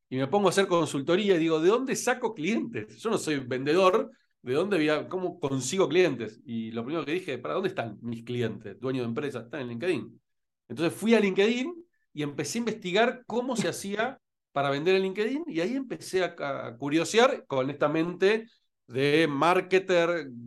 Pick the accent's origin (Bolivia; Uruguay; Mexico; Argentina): Argentina; Rosario, Santa Fe; moved away as an adult; also born or lived in Buenos Aires, Argentina; now in Spain; yo nací en Rosario en realidad y después fui a, Buenos Aires, o que son los dos lugares donde viví en mi vida, Rosario y Buenos Aires, nada más.